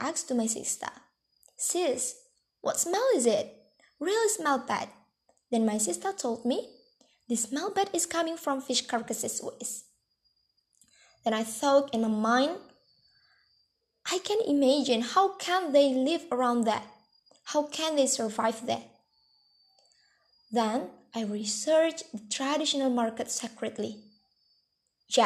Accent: Bandar Lampung, Lampung, Indonesia; I lived in my hometown Bandar Lampung City

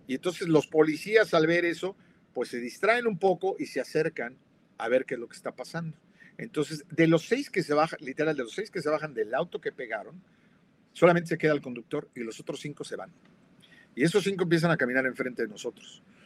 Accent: Mexico City, Mexico; yo crecí en la Roma, en la Ciudad de México

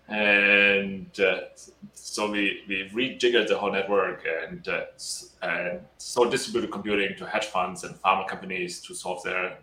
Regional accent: Germany; moved away as an adult; also born or lived in United Arab Emirates / China / Australia / Italy; I'm from Germany originally, and when I was 18, I started out, I built a fashion company, and then started studying in Germany and then some other places.

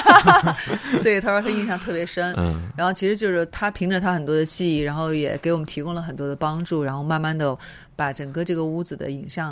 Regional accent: South China, China; 你们北方会这么说吗？因为我是南方人，我们有时候下水的话说扎个猛子

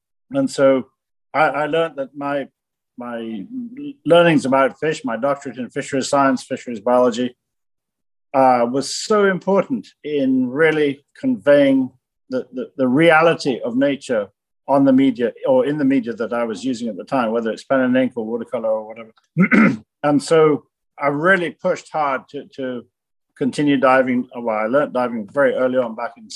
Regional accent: Jamaica; also born or lived in Germany; growing up in Jamaica in the late 50s and early 60s

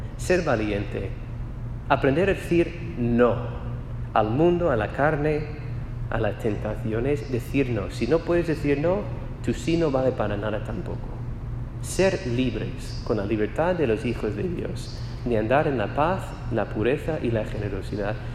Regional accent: United States; Spanish is a second language; moved away as an adult; also born or lived in Spain; soy de los Estados Unidos

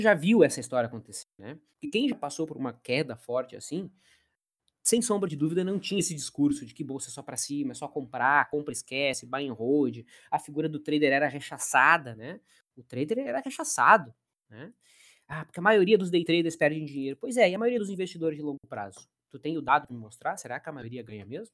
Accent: Caxias do Sul, Rio Grande do Sul, Brazil; eu sou de Caxias do Sul, que é na Serra Gaúcha

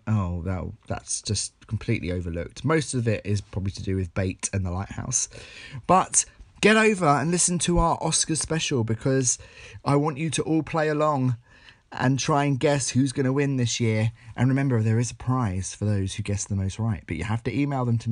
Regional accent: Essex, East of England, United Kingdom; I'm a guy from Essex

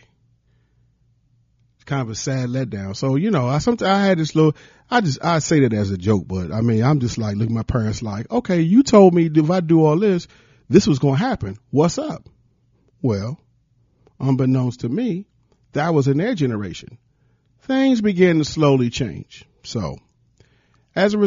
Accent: Prince George's County, Maryland, United States; also born or lived in Washington, D.C. / Columbia, South Carolina; I was born in Washington, D.C. and raised in the Washington, D.C. area all my life. Moved to the suburbs at the age of two to Prince George's County, Maryland

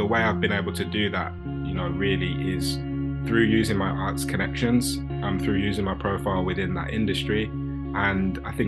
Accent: Birmingham, West Midlands, United Kingdom; I grew up in Erdington on a council estate

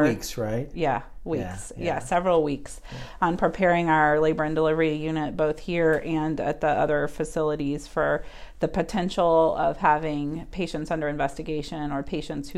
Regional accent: Charlotte, North Carolina, United States; also born or lived in St. Louis, Missouri; I'm actually born and raised in Charlotte, North Carolina.

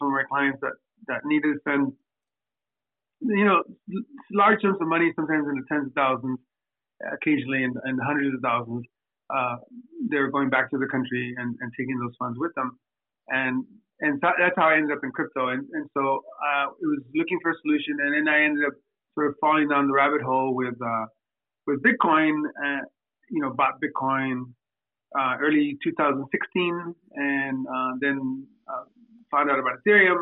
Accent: Southern California, United States; also born or lived in Mexico; I was born in Mexico, but I was raised here in Southern California

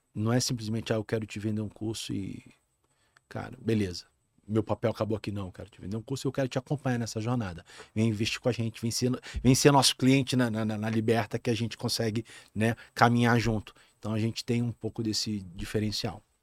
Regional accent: Rio de Janeiro, Brazil; moved away as an adult; now in Rio Grande do Sul, Brazil; eu sou carioca, nascido no, na cidade do Rio de Janeiro

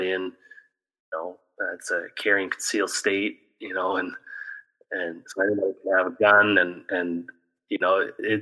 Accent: Ontario, Canada; moved away as an adult; also born or lived in Wisconsin, United States; throughout my minor hockey and junior, I never left home, which is different to most hockey players, right, in Canada

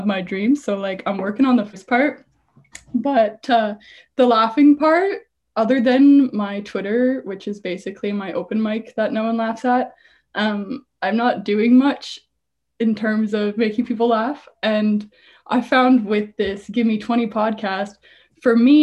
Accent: Canada; also born or lived in Ontario, near Toronto (lives); I'm from Canada. If you want to go smaller, I live in Ontario and near Toronto.

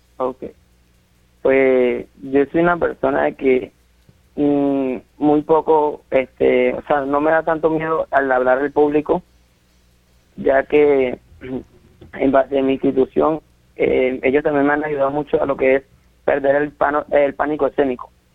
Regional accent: Santa Marta, Magdalena, Colombia; yo nací aquí en Santa Marta

